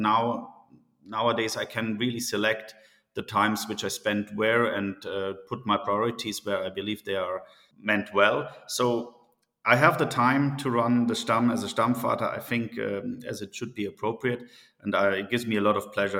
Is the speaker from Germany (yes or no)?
yes; Munich, Bavaria, Germany; moved away as an adult; also born or lived in Singapore / Middle East; I'm born and raised in Munich, Germany